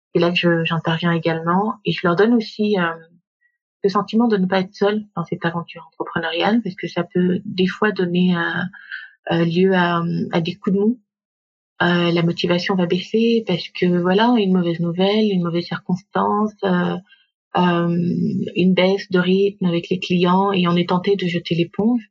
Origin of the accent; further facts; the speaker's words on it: Gabon; moved away as an adult; now in Paris, France; je suis née, j'ai grandi au Gabon